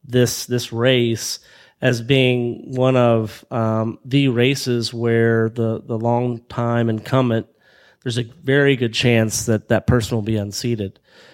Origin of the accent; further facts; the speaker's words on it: Oklahoma, United States; moved away; I told you that I grew up in Oklahoma